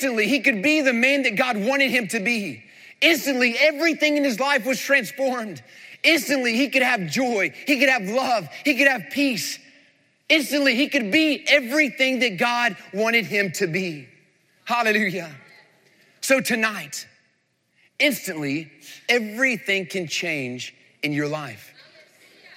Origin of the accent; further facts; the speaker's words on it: North Carolina, United States; moved away as an adult; also born or lived in Florida / Tennessee; he pastored one of the largest churches in the same town I grew up in North Carolina